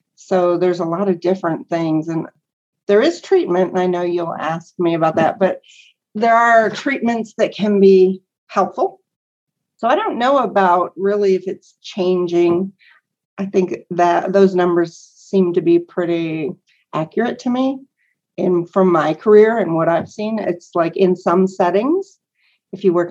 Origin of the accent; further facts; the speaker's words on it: Northwest Pennsylvania, United States; now in Lubbock, United States; I'm from Northwest Pennsylvania, like 90 miles south of Buffalo, New York